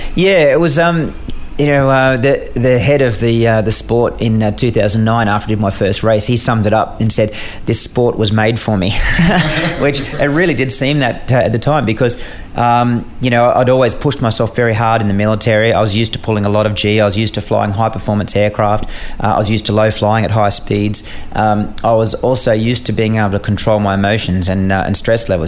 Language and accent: English; Australia; as an Australian um, officer embedded in a US squadron